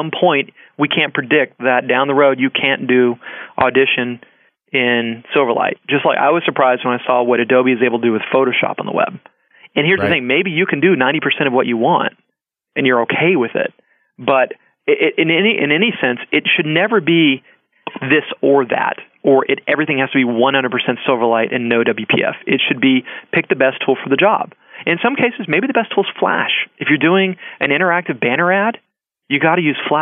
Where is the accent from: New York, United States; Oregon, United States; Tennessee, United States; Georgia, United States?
Georgia, United States; now in California, United States; I'm from Georgia. That's where my family is